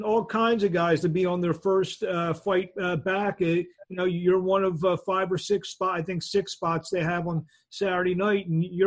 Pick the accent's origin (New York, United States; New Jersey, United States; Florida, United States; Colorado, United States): New Jersey, United States; now in Philadelphia, United States; I grew up in South Jersey. That was my area code.